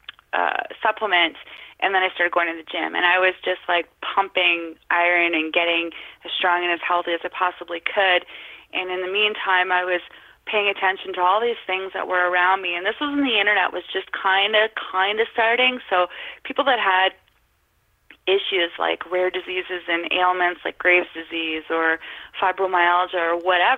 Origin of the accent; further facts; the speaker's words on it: Northern Ontario, Canada; I was born and raised in Northern Ontario.